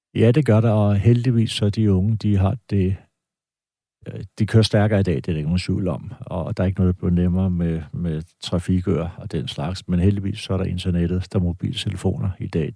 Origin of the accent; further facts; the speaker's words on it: Denmark; jeg er dansker